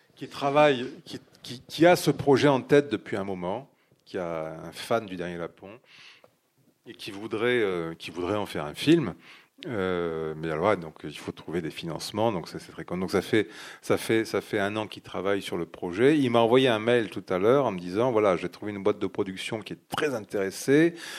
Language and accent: French; Dax, Nouvelle-Aquitaine, France; moved away as an adult; now in Sweden; Je suis né à Dax.